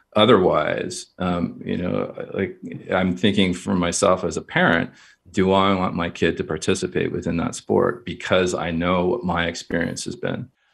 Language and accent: English; Kingston, Ontario, Canada; I grew up in Kingston, Ontario.